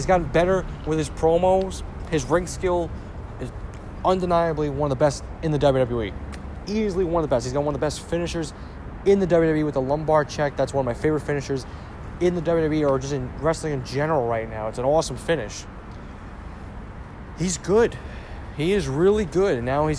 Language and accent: English; Ireland; And I'm an Irishman right there.